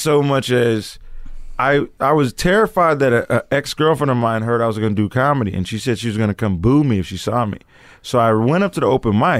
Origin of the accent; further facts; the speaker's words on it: Seattle, Washington, United States; Seattle, Washington.